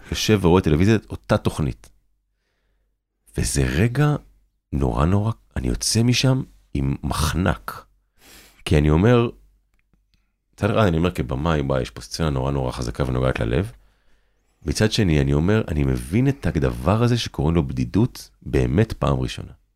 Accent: Kibbutz Ein Carmel, Haifa District, Israel; also born or lived in Hadera; ההורים שלי התאהבו והכירו בקיבוץ עין כרמל, שם גם אני נולדתי. ובגיל 11 אני עובד, אני עוזב איתם את הקיבוץ

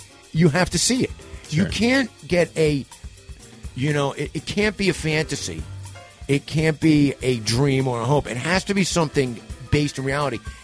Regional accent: New York, United States; We're both from New York.

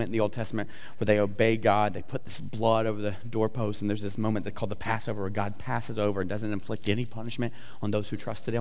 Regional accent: the South, United States; I'm from the South, so a little redneck, talk funny.

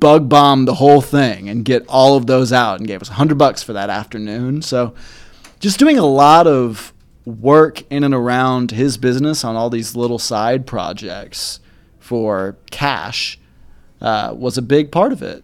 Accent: Kennesaw, Georgia, United States; moved away as an adult; also born or lived in Marietta, Georgia / Atlanta, Georgia; now in Chattanooga, United States; I grew up in Kennesaw, Marietta, Georgia, which is on the north side of Atlanta

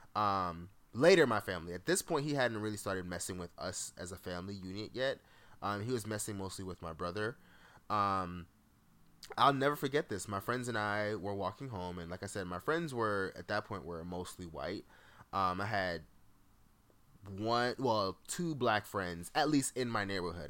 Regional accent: Jamaica; moved away; As a Jamaican, I have tons of family that's just worked in hotels.

